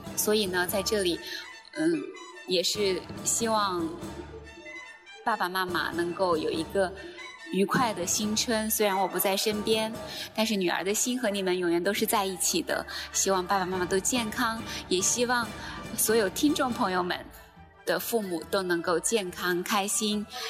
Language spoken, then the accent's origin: Chinese; China; now in Shenzhen, China; 我们中国人